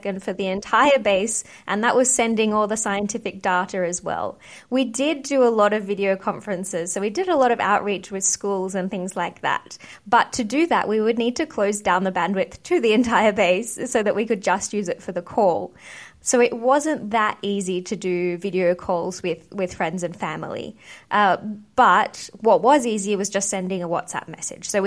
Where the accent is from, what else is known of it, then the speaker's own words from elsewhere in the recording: Australia; moved away as an adult; also born or lived in United Kingdom; I grew up in Australia